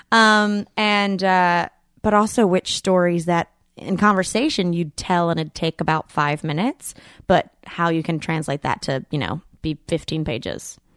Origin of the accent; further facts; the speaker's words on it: Boonville, North Carolina, United States; I'm from a town called Booneville